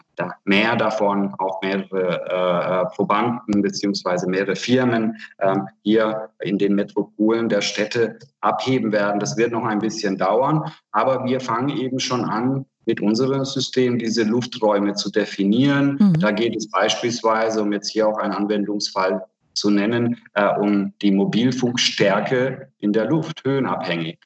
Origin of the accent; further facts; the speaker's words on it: Hungary; now in Germany; ich komme aus Ungarn